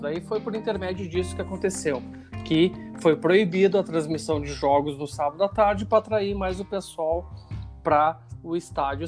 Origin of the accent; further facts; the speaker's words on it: Rio Grande do Sul, Brazil; now in London, United Kingdom; eu sou do sul do, do Brasil